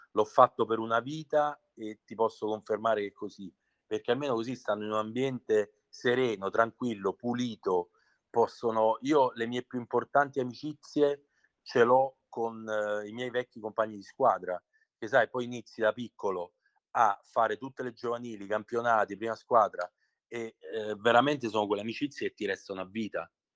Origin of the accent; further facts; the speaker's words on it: Scauri, Lazio, Italy; quando fui convocato per la prima volta con la certo. squadra del mio paese